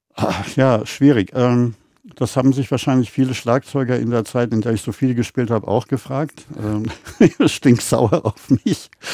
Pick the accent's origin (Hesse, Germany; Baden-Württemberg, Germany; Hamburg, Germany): Hesse, Germany; Schlierbach; Meine Eltern hatten ein Hotel mhm. und da waren zwei Kinos, eine am Hotel und einen noch weiter weg in Steinau. Das ist Schlierbach bei Wächtersbach oben mhm. im Vogelsberg